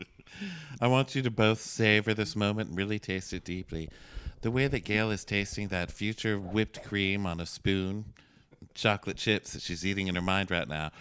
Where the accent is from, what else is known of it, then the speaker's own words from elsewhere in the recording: Texas, United States; moved away; I'm from Texas